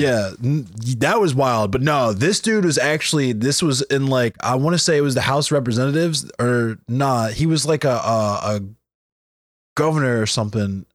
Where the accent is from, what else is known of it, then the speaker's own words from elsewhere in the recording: Baltimore, Maryland, United States; I'm from Baltimore.